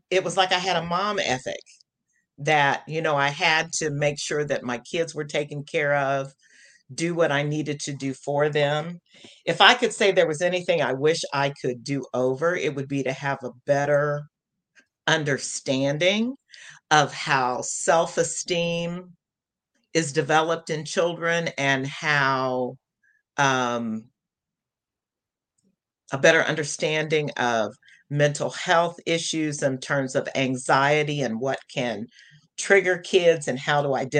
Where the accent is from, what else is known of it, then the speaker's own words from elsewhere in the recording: the Midwest, a small town in Indiana, United States; growing up in the Midwest in a small town and being in Indiana